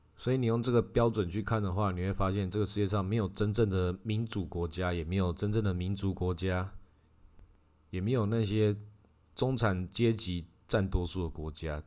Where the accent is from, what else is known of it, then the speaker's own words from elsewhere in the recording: Taiwan; 至少以我们台湾人体感